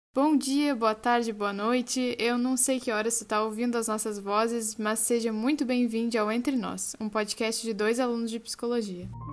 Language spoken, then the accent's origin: Portuguese; Osório, Rio Grande do Sul, Brazil; accent: gaúcho; moved away as an adult; also born or lived in Porto Alegre / Rio de Janeiro; Eu sou, se não dá para notar pelo meu sotaque, eu sou gaúcha do interior, barra litoral norte do Rio Grande do Sul. É, eu sou de uma cidade bem pequena comparando com o tamanho do Rio de Janeiro. Chama Osório, é uma cidade de 47 mil habitantes. Eu cresci e morei aqui até os meus, até os meus 17 anos